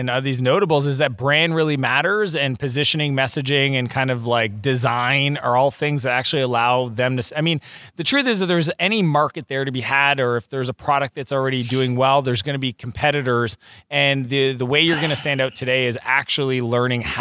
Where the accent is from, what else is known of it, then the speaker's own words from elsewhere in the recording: Moncton, New Brunswick, Canada; moved away as an adult; also born or lived in Silicon Valley; I'm Canadian, I'm from New Brunswick, I've showed more people in the world where Moncton is on a mat